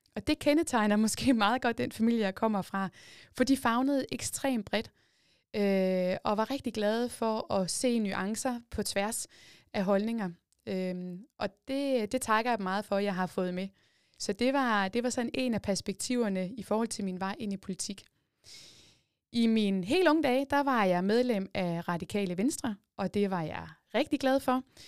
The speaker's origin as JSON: {"language": "Danish", "town": "Jordløse", "region": "Zealand", "country": "Denmark", "tie": "born or raised there", "said": "Jeg kommer fra Jordløse, en lille bitte by, øh, tæt på Tisø. Det er også i Kalamborg Kommune nu, men dengang der var det i det gamle Hvidebæk Kommune. Der er jeg født og opvokset ude på landet"}